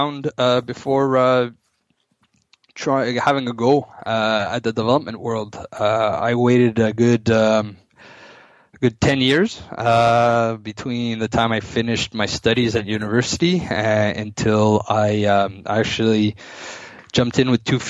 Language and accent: English; Ottawa, Ontario, Canada; born and raised in Ottawa